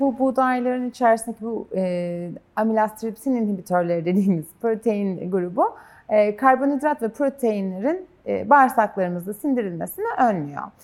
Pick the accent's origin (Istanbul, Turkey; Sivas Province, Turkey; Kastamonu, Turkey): Kastamonu, Turkey; ben de Kastamonuluyum